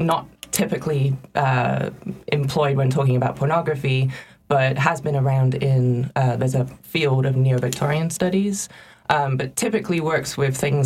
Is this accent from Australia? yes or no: no; England, United Kingdom; moved away as an adult; I grew up in England